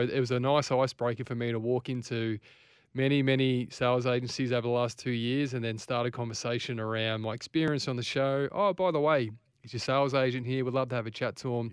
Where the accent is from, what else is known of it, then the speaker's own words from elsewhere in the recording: Ballarat, Victoria, Australia; also born or lived in Frankston; now in Queensland, Australia; I'm from Ballarat